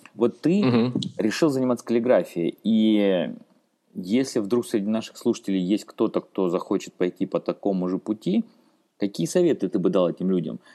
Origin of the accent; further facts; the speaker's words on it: Rostov-on-Don, Rostov Oblast, Russia; я сам из Ростова-на-Дону